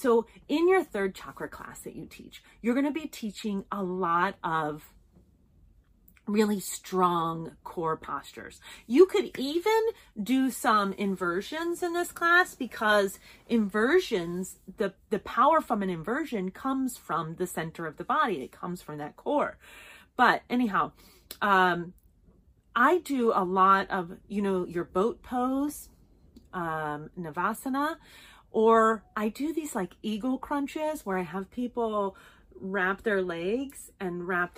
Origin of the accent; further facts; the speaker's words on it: Las Vegas, Nevada, United States; I'm from Vegas